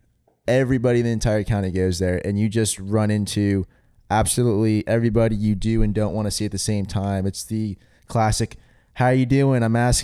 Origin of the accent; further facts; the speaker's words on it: Florida, United States; We're from Florida.